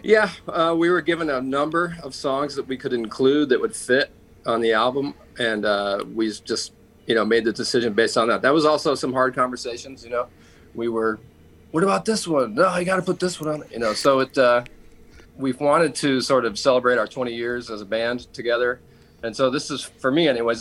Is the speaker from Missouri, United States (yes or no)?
no; Atlanta, Georgia, United States; we're from Atlanta, and uh, Turner Broadcasting is is based here